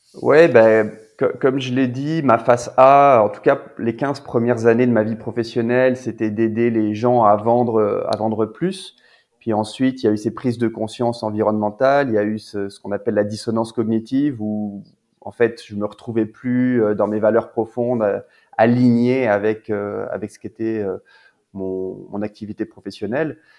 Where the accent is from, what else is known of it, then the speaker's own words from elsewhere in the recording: Narbonne, Occitania, France; moved away as an adult; also born or lived in Toulouse / Paris; now in Quebec, Canada; j'ai grandi à Narbonne, euh, en France